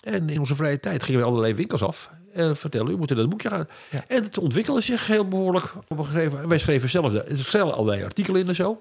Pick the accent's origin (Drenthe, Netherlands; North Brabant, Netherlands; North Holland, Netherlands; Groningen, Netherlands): North Holland, Netherlands; Amsterdam; mij in oktober 44 in Amsterdam hè, op de wereld bracht